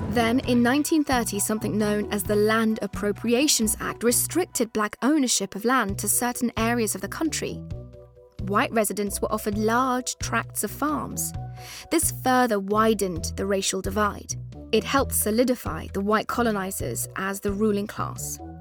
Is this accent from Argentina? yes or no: no; England, United Kingdom; also born or lived in Afghanistan; we were both brought over at a young age and grew up in a very British way